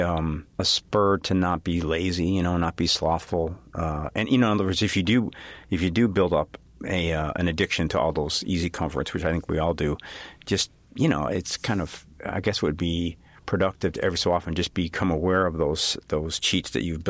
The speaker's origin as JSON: {"language": "English", "town": "Chicago", "region": "Illinois", "country": "United States", "said": "I'm from Chicago, so I kind of know the grid"}